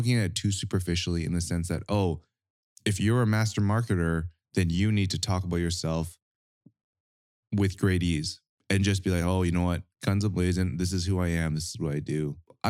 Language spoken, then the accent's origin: English; Edmonton, Alberta, Canada; I'm not from Calgary. Wait, are you not? Edmonton.